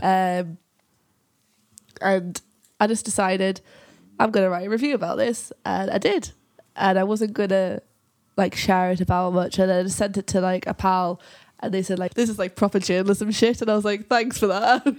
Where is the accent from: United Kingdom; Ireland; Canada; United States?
United Kingdom; Whitley Bay, North East England; accent: Geordie; now in Yorkshire, United Kingdom; I'm from Whitley Vee. I'm actually from the, like, the posh bit of Newcastle